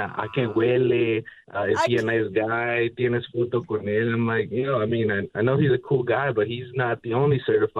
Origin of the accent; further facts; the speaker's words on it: Toronto, Ontario, Canada; I am from Toronto